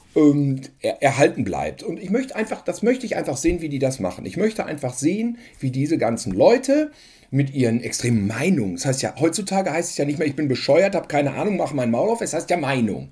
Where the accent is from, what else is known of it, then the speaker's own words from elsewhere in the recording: North Rhine-Westphalia, Germany; bei uns in NRW